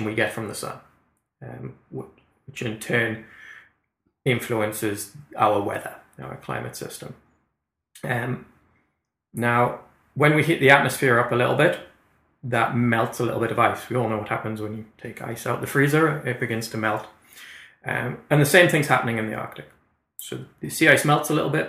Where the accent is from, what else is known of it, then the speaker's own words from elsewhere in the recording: Newcastle upon Tyne, North East England, United Kingdom; moved away as an adult; now in Canada; I'm from Newcastle, we're at 55 degrees north